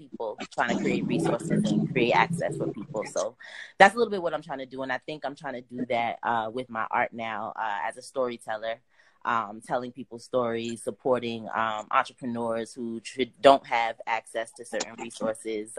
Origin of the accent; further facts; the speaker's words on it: Boston, Massachusetts, United States; I'm from Boston